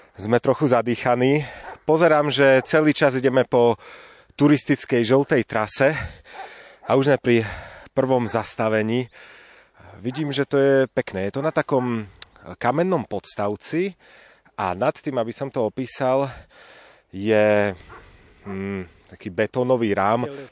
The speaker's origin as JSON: {"language": "Slovak", "town": "Košice", "region": "Košice Region", "country": "Slovakia", "said": "v Košiciach nie je žiaden sneh, odkiaľ pochádzam"}